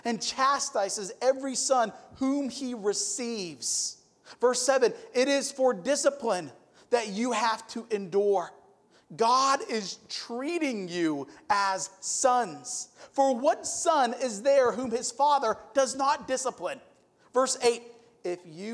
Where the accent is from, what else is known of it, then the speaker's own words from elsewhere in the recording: Youngstown, Ohio, United States; moved away; I'm from Youngstown, Ohio. I like boxing. We're like a boxing city